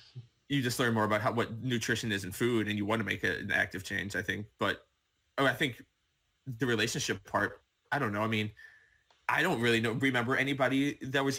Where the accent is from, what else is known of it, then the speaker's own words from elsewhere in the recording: Woodstock, Illinois, United States; we were raised like in Woodstock, Illinois